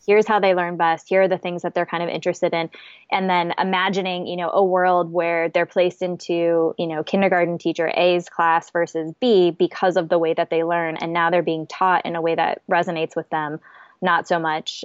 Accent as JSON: {"language": "English", "region": "South Dakota", "country": "United States", "moved": "yes", "lives_now": "Minneapolis, United States", "said": "live in Minneapolis. I'm originally from South Dakota"}